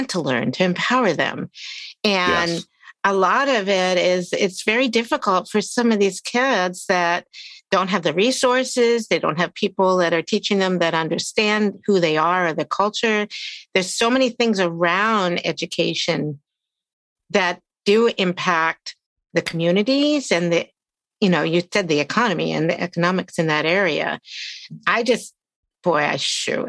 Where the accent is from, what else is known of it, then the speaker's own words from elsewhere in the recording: Maryland, United States; also born or lived in West Virginia; I grew up in Maryland